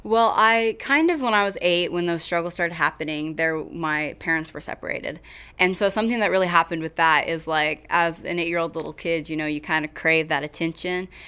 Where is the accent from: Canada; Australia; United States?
United States; Kingfisher, Oklahoma; moved away as an adult; now in Weatherford, United States; I am from Kingfisher, Oklahoma, but I live in Weatherford